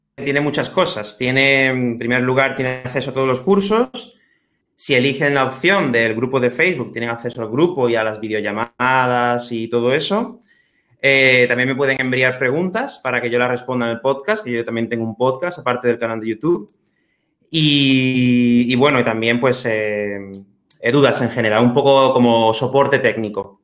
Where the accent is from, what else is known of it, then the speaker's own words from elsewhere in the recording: Spain; also born or lived in Manchester, England; me fui a, Inglaterra, como, mucha gente, como muchos españoles